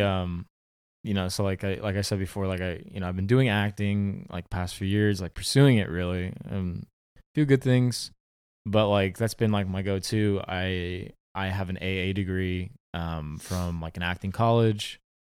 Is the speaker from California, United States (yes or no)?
yes; Orange County, California, United States; Orange County, um, born and raised, still live in Orange County.